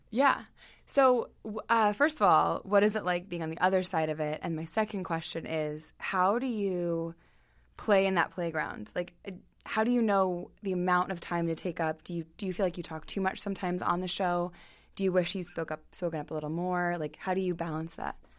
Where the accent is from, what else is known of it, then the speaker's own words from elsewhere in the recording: Hunt Valley, Maryland, United States; also born or lived in Hereford, Maryland; now in Baltimore, United States; growing up in Hunt Valley